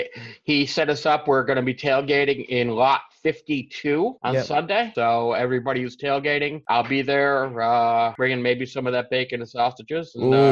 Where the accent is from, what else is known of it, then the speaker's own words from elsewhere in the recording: Cleveland, Ohio, United States; moved away as an adult; now in Connecticut, United States; I was actually born and raised in Cleveland. Moved here about 20 years ago